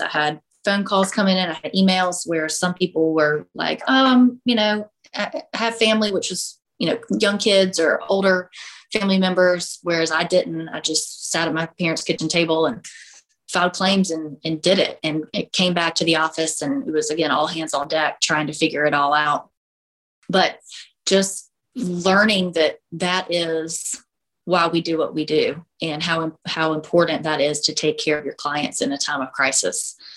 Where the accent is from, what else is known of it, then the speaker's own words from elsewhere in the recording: South Carolina, United States; also born or lived in Illinois; I'm from South Carolina. We moved away to Illinois for a year, got engaged, and I said we we have to be back in South Carolina. My family's here. I've lived here my whole life.